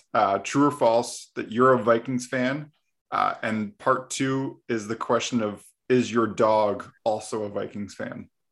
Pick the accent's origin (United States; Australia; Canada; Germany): Canada; we're actually both from Canada.